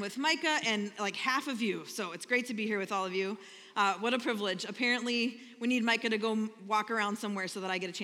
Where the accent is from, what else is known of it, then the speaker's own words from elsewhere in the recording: Minnesota, United States; I'm from Minnesota